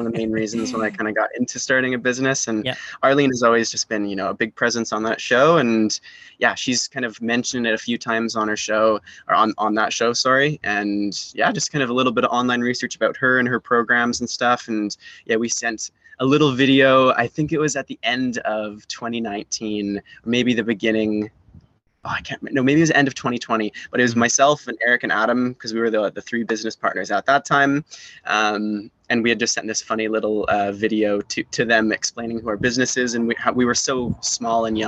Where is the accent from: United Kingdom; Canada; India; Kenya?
Canada; Salt Spring Island, British Columbia; now in Victoria, Canada; I grew up over on Salt Spring Island, was a born and raised Islander over there